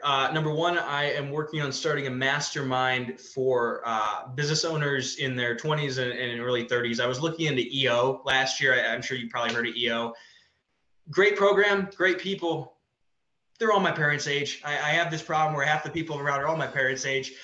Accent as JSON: {"language": "English", "region": "Midwest", "country": "United States", "tie": "born or raised there", "also_born_or_lived": "Ohio", "moved": "as an adult", "lives_now": "Colorado, United States", "said": "I grew up in the Midwest, very conservative, very scarcity"}